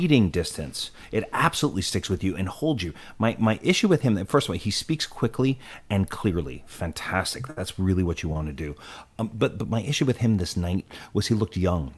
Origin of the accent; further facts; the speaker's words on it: United States; one of the most disheartening moments I can remember as an American